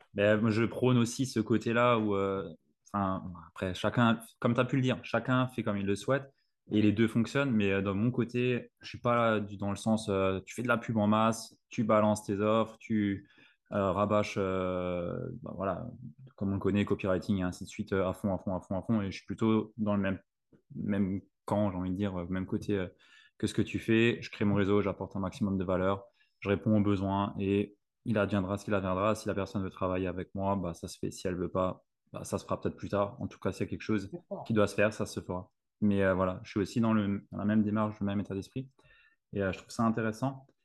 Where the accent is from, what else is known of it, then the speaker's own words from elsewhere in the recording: Alsace, Grand Est, France; je suis alsacien